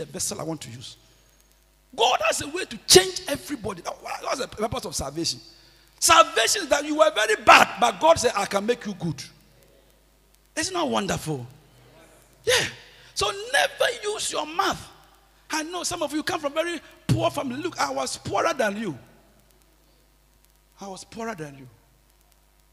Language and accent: English; Kumawu, Ashanti, Ghana; My hometown is called Kumau